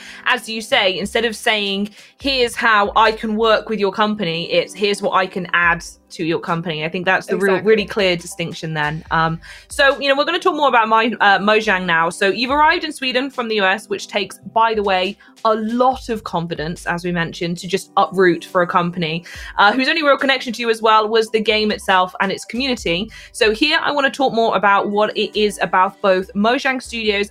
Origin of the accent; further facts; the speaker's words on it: England, United Kingdom; being English